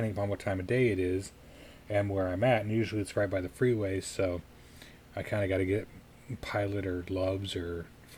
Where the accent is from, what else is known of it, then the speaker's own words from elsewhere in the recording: Colorado Springs, Colorado, United States; growing up in Colorado Springs